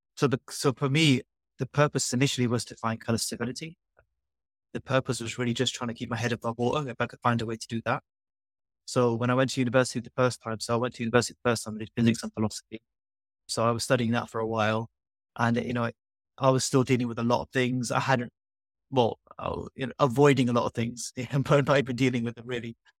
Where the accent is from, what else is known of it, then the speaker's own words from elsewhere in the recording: London, United Kingdom; moved away as an adult; now in Norwich, United Kingdom; growing up in London